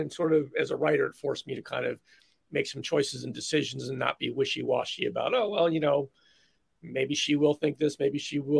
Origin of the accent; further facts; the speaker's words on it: Philadelphia, Pennsylvania, United States; I grew up in Philly